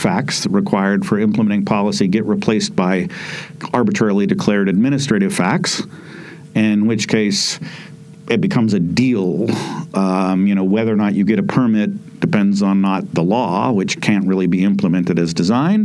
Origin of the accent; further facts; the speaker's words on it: Idaho, United States; I grew up in Idaho in the United States